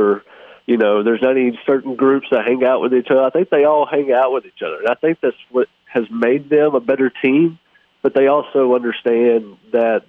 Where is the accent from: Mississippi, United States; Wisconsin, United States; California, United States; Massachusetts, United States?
Mississippi, United States; Hattiesburg; this is my hometown. I grew up in Hattiesburg